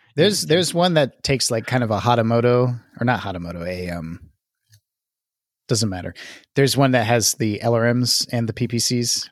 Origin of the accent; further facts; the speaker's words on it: the South, United States; I'm from the South